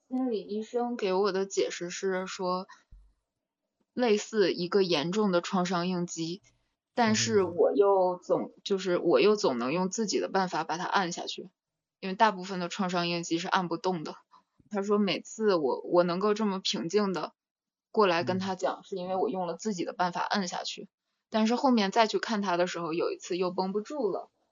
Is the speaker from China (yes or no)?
yes; China; moved away; 小时候，就在国内的那几次